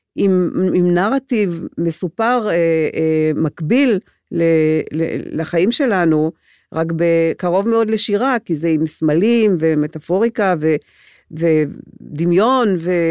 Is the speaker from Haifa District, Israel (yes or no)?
no; Gedera, Central District, Israel; Hebrew is a second language; also born or lived in Transylvania, Romania; אני גדלתי בגדרה